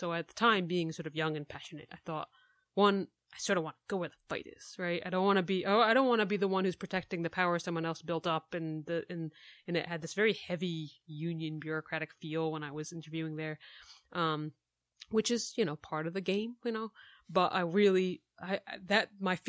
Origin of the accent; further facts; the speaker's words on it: New Jersey, United States; moved away as an adult; also born or lived in Brooklyn, New York; now in Chicago, United States; So I did move to Chicago from Brooklyn. But I'm from New Jersey. I grew up in New Jersey.